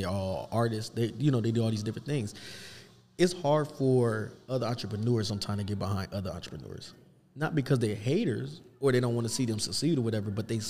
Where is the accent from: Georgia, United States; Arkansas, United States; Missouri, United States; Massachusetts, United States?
Missouri, United States; Kansas City; now in Omaha, United States; I'm from KC and stuff, and all my friends and family is there, I've been here long enough to say I'm from from Omaha.